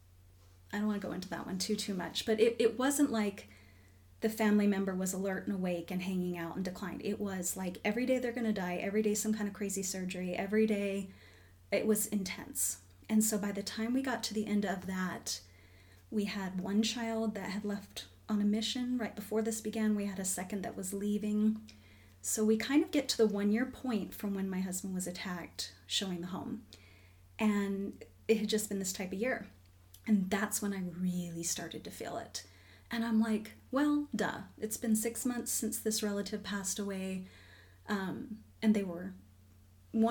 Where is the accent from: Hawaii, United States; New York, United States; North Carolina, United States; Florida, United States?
Florida, United States; Orlando; I grew up in Florida. I grew up in Orlando.